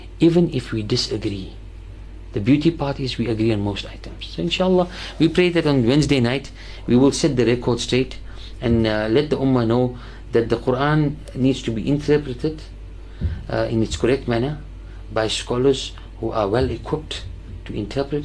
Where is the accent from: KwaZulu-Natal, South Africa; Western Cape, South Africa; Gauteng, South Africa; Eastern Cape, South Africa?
Western Cape, South Africa; Cape Town; we as the Muslim community of Cape Town and South Africa